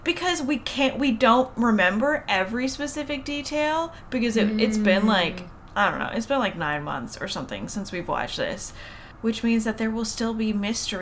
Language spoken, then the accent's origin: English; Canada; we're Canadian